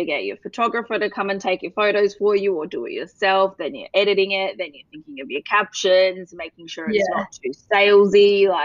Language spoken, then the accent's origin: English; Perth, Western Australia, Australia; moved away as an adult; also born or lived in Sydney; now in Melbourne, Australia; I'm a Perth gal, so I grew up on the West Coast and moved over to Melbourne about 7 years ago